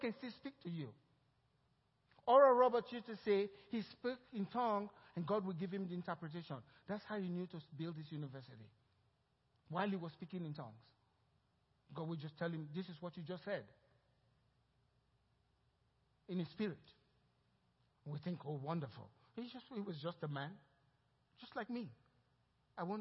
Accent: Nigeria; now in Cypress, United States; The way I was raised in Nigeria speaking broken English.

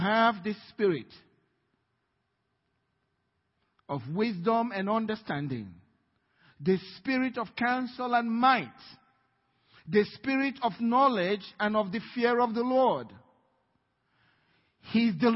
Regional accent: Nigeria; now in United States; I'm a Nigerian

